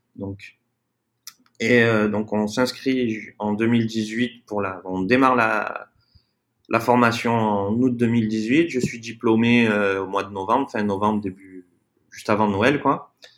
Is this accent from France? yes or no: yes; south of France, France; moved away as an adult; also born or lived in Brazil; now in Playa del Carmen, Mexico; nous à la base, on est du sud de la France